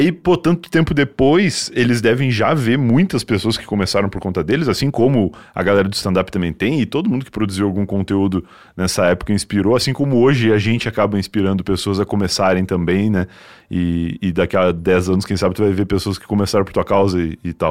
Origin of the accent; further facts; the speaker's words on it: Rio Grande, Rio Grande do Sul, Brazil; now in São Paulo, Brazil; sou de Rio Grande, que é bem no sul.